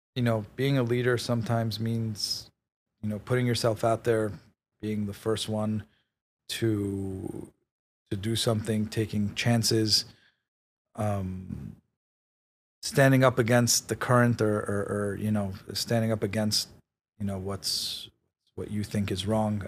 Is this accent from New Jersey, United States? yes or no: no; New York City, New York, United States; also born or lived in Israel / Queens / Manhattan; I was, uh, born in Israel. I grew up in Queens till I was nine. Uh, my family then moved to Manhattan. Um, I went to high school in Manhattan